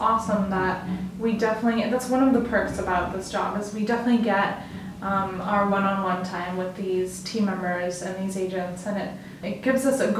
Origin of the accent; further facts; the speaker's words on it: Denver suburb, Colorado, United States; I am from Denver-ish. Like a suburb of Denver, but basically Denver.